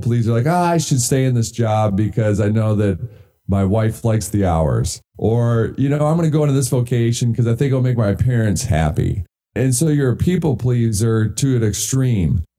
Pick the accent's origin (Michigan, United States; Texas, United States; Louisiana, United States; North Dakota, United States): Michigan, United States; I grew up in Michigan